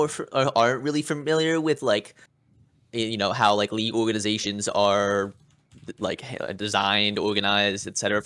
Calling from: New Jersey, United States; Calling from New Jersey.

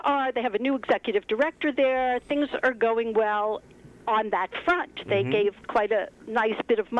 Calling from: Pomona, New York, United States; I'm calling from Pomona.

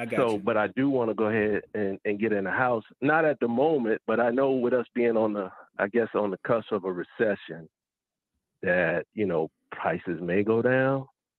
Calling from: Georgia, United States; I'm calling from Georgia.

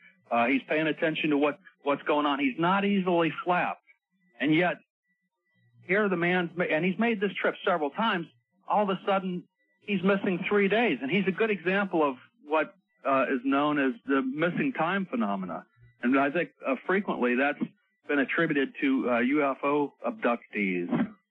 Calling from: Staten Island, New York, United States; Yes, I'm calling from Staten Island, New York. I'm up here working on a dredge survey job on a boat in the harbor.

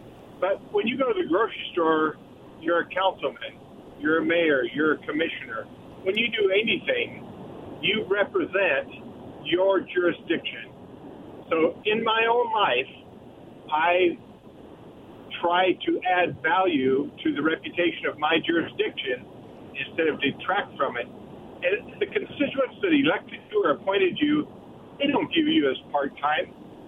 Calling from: Prosser, Washington, United States; from Prosser.

